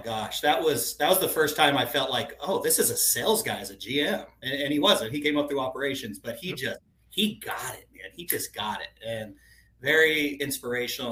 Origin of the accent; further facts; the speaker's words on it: Tucson, Arizona, United States; I grew up in Tucson, Arizona.